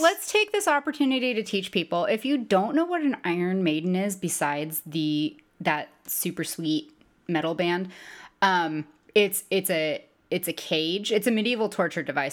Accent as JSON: {"language": "English", "country": "United States", "said": "as an American"}